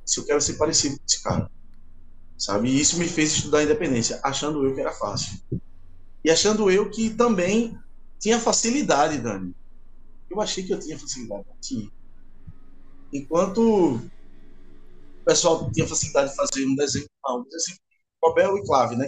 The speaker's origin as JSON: {"language": "Portuguese", "town": "Recife", "region": "Pernambuco", "country": "Brazil", "said": "sou aqui de Recife"}